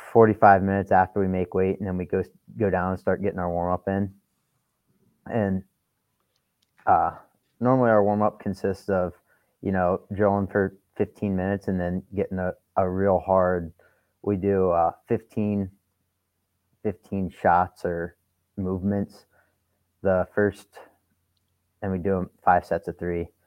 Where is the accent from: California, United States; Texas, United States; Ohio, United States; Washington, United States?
Ohio, United States; St. Paris; moved away as an adult; I came from St. Paris, Ohio, and for people that don't know, it's one of, in my opinion, one of the best wrestling schools in the country. And I got my butt kicked every day in my high school room